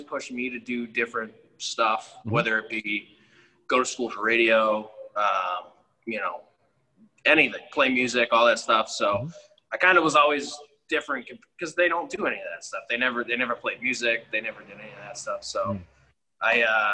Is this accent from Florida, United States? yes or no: no; Lynn, Massachusetts, United States; born and raised in Lynn, North Shore